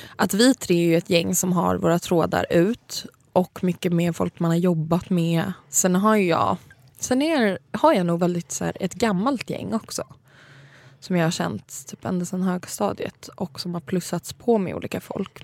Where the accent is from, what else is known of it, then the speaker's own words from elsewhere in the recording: Saltsjöbaden, Stockholm County, Sweden; där jag kommer ifrån, liksom Saltis, att folk har verkligen hängt, som är liksom en förort utanför Stockholm